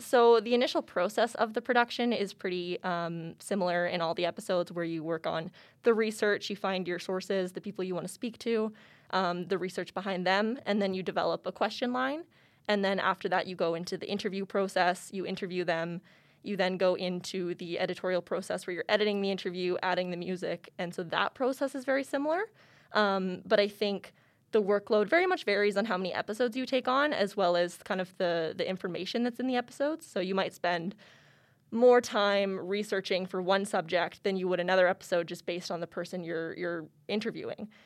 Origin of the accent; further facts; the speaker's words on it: Lethbridge, Alberta, Canada; moved away as an adult; now in Calgary, Canada; I was originally born and raised in Lethbridge, Alberta